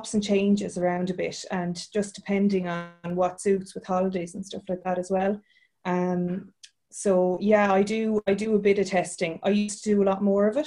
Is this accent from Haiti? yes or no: no; Waterford, Munster, Ireland; also born or lived in Cork / Budapest / Midlands, Ireland; I'm sunny southeast. I'm from Waterford